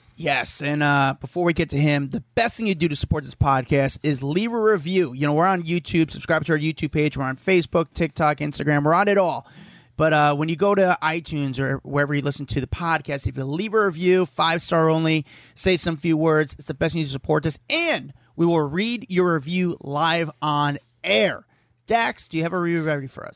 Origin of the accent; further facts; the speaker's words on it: New York, United States; I'm a New Yorker